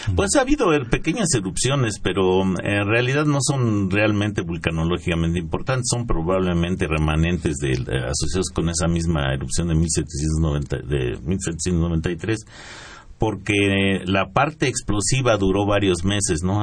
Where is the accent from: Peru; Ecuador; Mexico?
Mexico